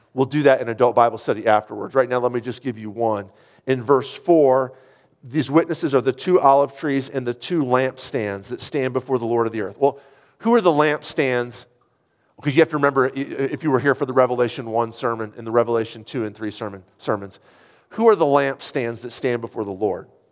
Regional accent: United States; as an American

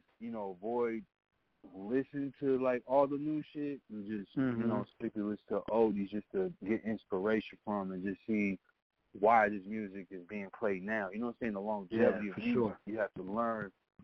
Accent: Minnesota, United States; also born or lived in Chicago; now in Texas, United States; I'm not from Texas originally. I'm from Minnesota. So I'm from the Midwest myself

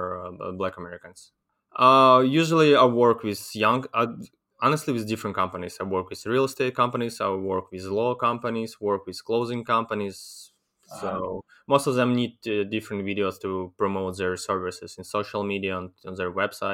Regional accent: Chernivtsi, Chernivtsi Oblast, Ukraine; I'm from my hometown, Chernivtsi, is really far from Kiev, from eastern Ukraine. It's in western Ukraine

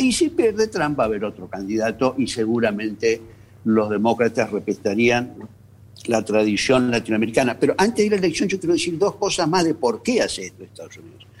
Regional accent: Argentina; como argentinos

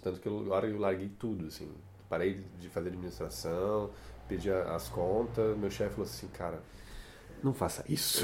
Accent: Curitiba, Paraná, Brazil; also born or lived in Ribeirão do Pinhal, Paraná; Eu sou nascido no interior do Paraná, numa cidadezinha chamada Ribeirão do Pinhal. E cheguei em Curitiba com 12 dias de vida. Ah. Enfim, sou curitibano

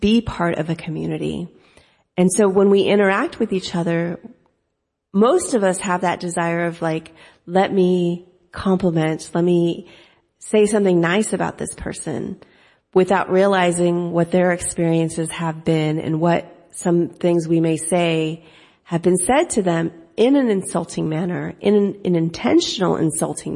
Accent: United States; accent: American; I speak English American without an accent. Well, in my mind, I'm thinking, well, of course, I was born and raised here

